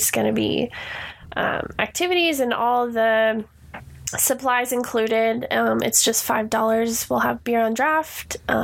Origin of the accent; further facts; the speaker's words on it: Puyallup, Washington, United States; I'm originally from Puyallup, and we have three major high schools in our area